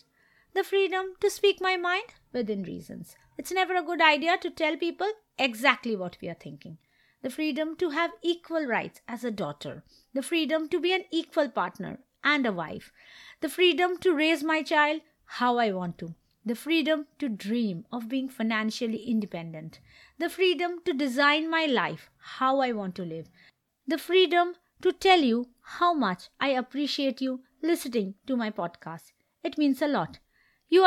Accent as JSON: {"language": "English", "country": "India", "said": "I'm an Indian woman"}